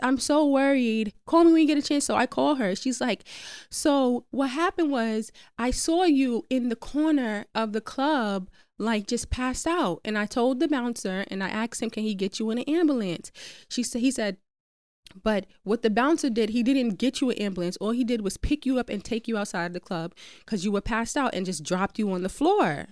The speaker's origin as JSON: {"language": "English", "town": "New York City", "region": "New York", "country": "United States", "said": "I'm from Queens"}